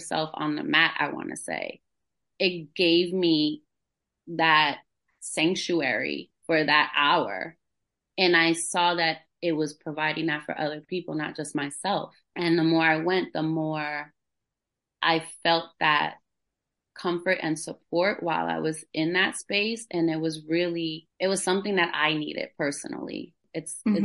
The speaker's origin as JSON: {"language": "English", "town": "New York City", "region": "New York", "country": "United States", "tie": "born or raised there", "moved": "yes", "lives_now": "Fayetteville, United States", "said": "I grew up in New York City, like in the Bronx"}